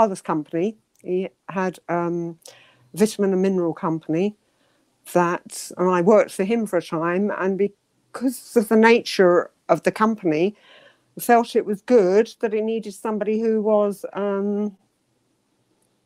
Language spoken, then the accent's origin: English; London, United Kingdom; also born or lived in Hastings; now in Canterbury, United Kingdom; I was born in Hastings in my grandmother's house. Used to visit there quite a lot. I lived, I believe, somewhere near Penge initially. And then we moved to Streatham. Streatham we went to near Wandsworth Common.